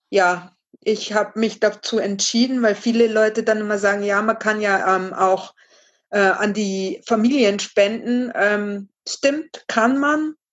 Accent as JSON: {"language": "German", "town": "Regensburg", "region": "Bavaria", "country": "Germany", "said": "ich bin 39, ähm, genau, ich komme aus Bayern, aus Rengsburg"}